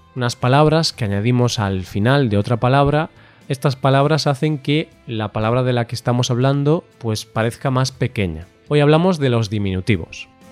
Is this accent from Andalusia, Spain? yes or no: no; Galicia, Spain; yo soy de Galicia, entonces aquí tenemos el idioma español, también tenemos el idioma gallego